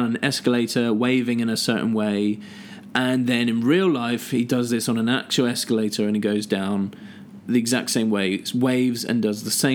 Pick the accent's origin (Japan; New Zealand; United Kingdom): United Kingdom; Southampton, South East England; we're both from Southampton